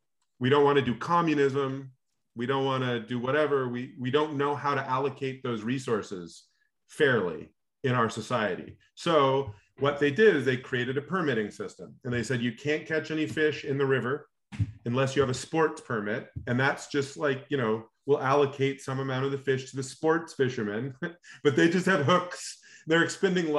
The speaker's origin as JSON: {"language": "English", "region": "Alaska", "country": "United States", "tie": "born or raised there", "said": "I grew up in Alaska"}